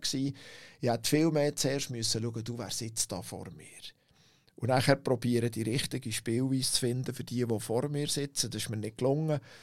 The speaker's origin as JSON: {"language": "German", "town": "Langnau im Emmental", "region": "Bern", "country": "Switzerland", "tie": "born or raised there", "said": "als Kind aufgewachsen in Langnau"}